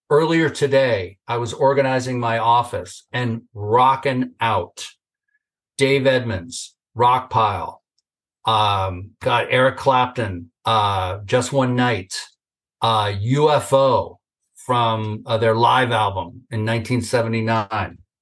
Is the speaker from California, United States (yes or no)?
yes; Northern California, United States; I grew up in Northern California